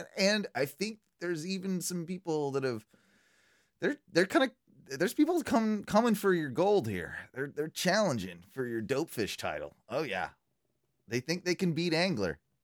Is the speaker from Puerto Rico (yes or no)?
no; United Kingdom; being British